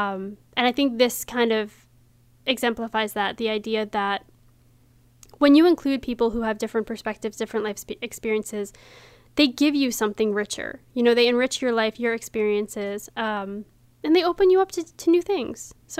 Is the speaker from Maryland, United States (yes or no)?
yes; Frederick, Maryland, United States; I was born here.